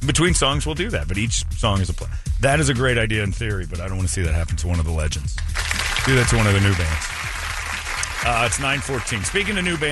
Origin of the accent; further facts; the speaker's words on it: Philadelphia, Pennsylvania, United States; I'm from Philly.